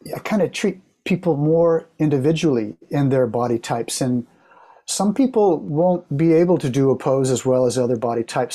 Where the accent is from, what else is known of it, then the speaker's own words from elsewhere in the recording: Oklahoma, United States; moved away as an adult; also born or lived in San Diego, California / San Francisco, California; I grew up in Oklahoma, and so I moved to San Diego